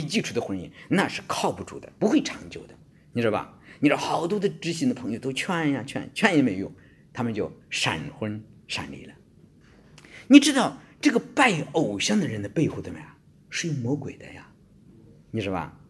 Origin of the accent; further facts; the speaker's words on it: China; now in Australia; 我们中国人在这方面非常地保守